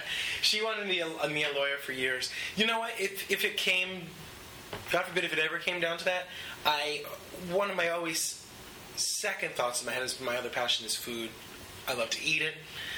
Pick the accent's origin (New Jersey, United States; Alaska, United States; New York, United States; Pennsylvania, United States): New York, United States; also born or lived in Los Angeles; I've lived in L.A. before. I'm definitely an East Coast boy.